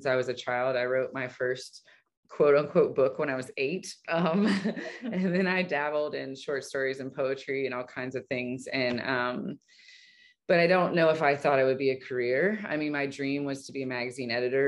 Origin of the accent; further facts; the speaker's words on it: Raleigh, North Carolina, United States; I was basically born and raised in Raleigh